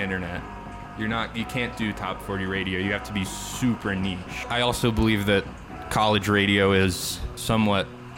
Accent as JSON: {"language": "English", "town": "Chicago", "region": "Illinois", "country": "United States", "said": "I'm a producer from the Chicago area"}